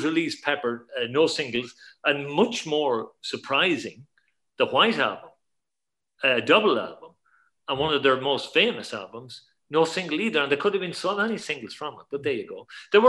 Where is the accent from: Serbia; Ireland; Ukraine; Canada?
Ireland; we grew up in Ireland, and we heard everything on the radio from Britain, not from America.